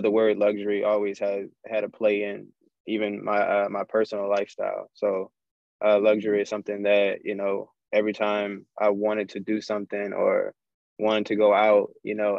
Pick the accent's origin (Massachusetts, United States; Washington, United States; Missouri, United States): Washington, United States; Seattle; also born or lived in Baton Rouge, Louisiana; I was born in Baton Rouge, Louisiana, raised in Seattle, Washington